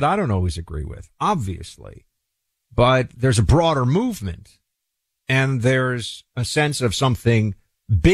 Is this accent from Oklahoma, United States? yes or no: no; New York, United States; As a New Yorker, I've been hearing so much about Reverend Al since I was a little kid